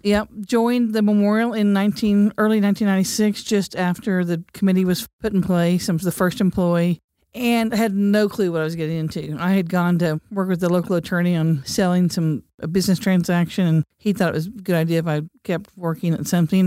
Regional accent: Cleveland, Oklahoma, United States; I grew up in Cleveland, Oklahoma, on the banks of the Arkansas River

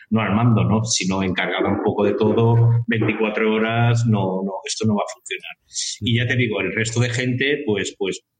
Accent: Valencia, Valencian Community, Spain

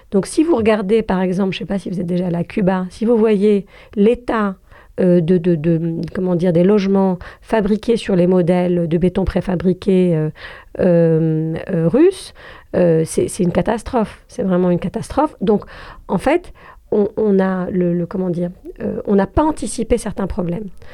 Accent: Algeria; je suis algérienne

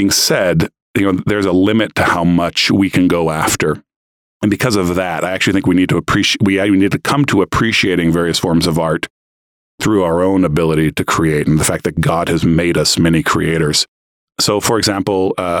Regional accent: United States; moved away; also born or lived in Brazil; I'm American too

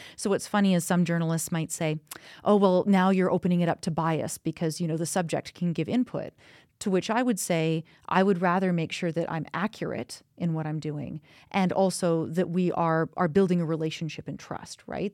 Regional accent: Kamloops, British Columbia, Canada; now in Calgary, Canada; I'm actually from Kamloops and that's in British Columbia.

